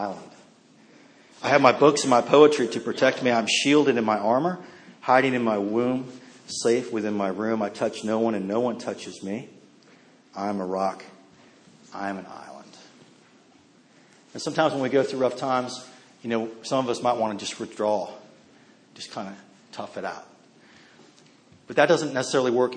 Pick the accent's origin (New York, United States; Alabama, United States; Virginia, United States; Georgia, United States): Virginia, United States; Northern; I grew up mostly in Northern Virginia